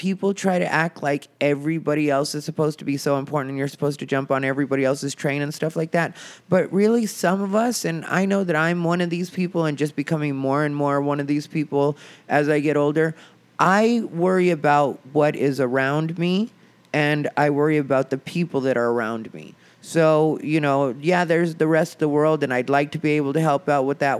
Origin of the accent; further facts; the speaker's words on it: Arizona, United States; moved away as an adult; now in Los Angeles, United States; the town I'm from is smaller, but the scene, when I say my hometown scene, that's Phoenix, Arizona